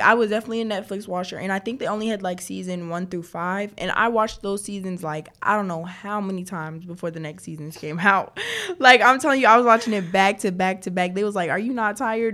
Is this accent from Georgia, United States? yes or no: yes; Clayton County, Georgia, United States; I was born in Clayton County, so you know the ghetto